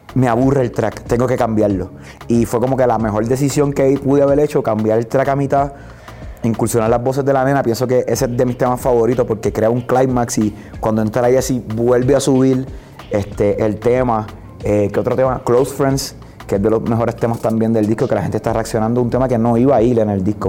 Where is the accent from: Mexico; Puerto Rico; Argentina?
Puerto Rico; soy de Puerto Rico